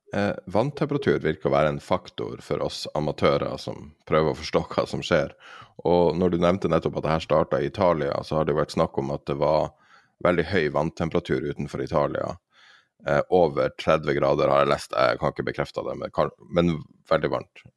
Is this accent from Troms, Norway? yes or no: yes; Tromsø, Troms, Norway; der jeg er fra, i Tromsø og i Finnmark